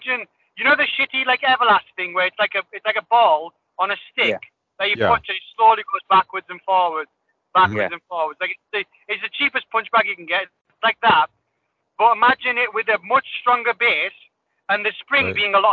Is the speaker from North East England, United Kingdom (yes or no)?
yes; Middlesbrough, North East England, United Kingdom; I'm from Middlesbrough.